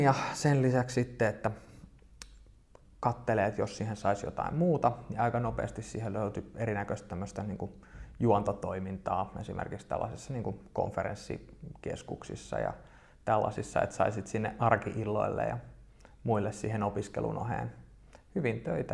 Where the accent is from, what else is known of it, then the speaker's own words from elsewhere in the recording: Espoo, Uusimaa, Finland; tuun Espoosta yrittäjäperheestä